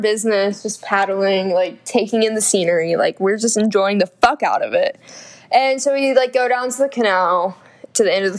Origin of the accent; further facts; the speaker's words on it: the South, United States; We're from the South, if you can't tell.